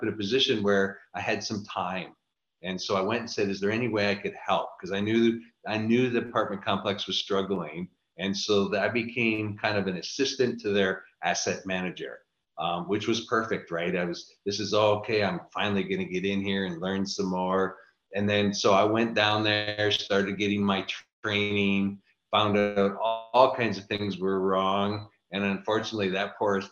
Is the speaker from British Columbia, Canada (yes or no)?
no; Niagara Falls, Ontario, Canada; also born or lived in Orlando, Florida; now in Austin, United States; I live in Austin, Texas. So originally from Niagara Falls, Canada. Lived in Orlando for a while and been in Austin now for about 14 years.